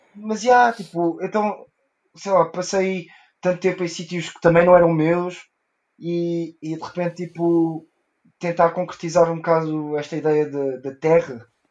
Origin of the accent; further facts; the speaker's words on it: South Africa; first language Portuguese; moved away; Eu cresci na África do Sul